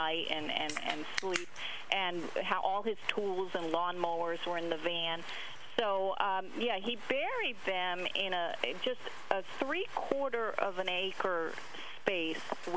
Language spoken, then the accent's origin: English; Massachusetts, United States; moved away as an adult; also born or lived in Montreal; I grew up in Massachusetts